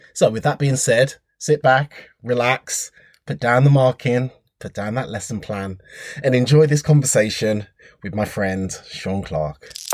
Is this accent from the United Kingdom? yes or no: yes; Wolverhampton, West Midlands, United Kingdom; I was born in Wolverhampton